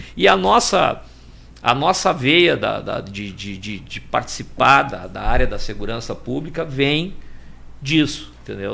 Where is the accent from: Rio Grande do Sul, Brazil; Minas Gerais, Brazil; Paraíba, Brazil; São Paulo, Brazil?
Rio Grande do Sul, Brazil; Porto Alegre; nascido e criado na Maria da Conceição